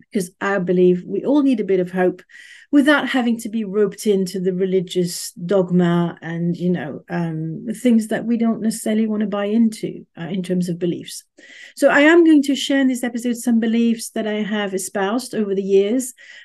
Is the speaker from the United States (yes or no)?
no; Paris, Île-de-France, France; English is a second language; moved away as an adult; I'm initially from Paris. I think I've mentioned this before, but just in case, Paris in France, not Paris, Texas.